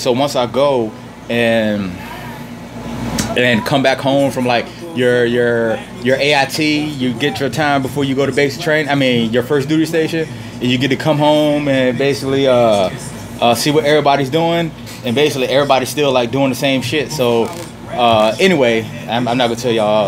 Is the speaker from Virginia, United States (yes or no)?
yes; Richmond, Virginia, United States; moved away as an adult; also born or lived in Petersburg, Virginia; growing up in Richmond